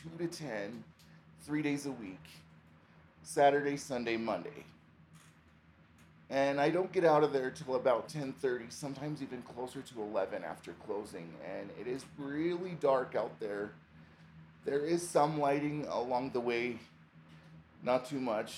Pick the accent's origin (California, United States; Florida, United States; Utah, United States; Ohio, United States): Utah, United States; moved away as an adult; now in Estes Park, United States; I came from Utah, and I've been here almost a year